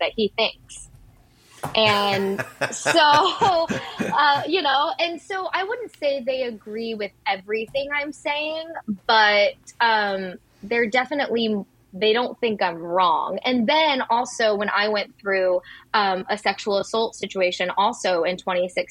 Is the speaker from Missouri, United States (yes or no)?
yes; Hollister, Missouri, United States; now in New York, United States; Canicook is in my hometown. I grew up in Branson/Hollister, Missouri